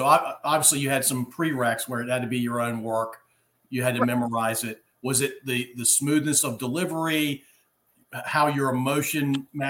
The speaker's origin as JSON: {"language": "English", "town": "Ashland", "region": "Virginia", "country": "United States", "tie": "born or raised there", "said": "my hometown of Ashland, Virginia."}